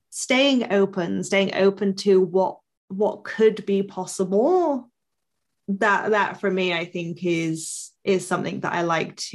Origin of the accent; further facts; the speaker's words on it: Bristol, South West England, United Kingdom; so I'm from Bristol in the south of England. And for years when I was a teenager, I wanted to hide that I was Bristolian.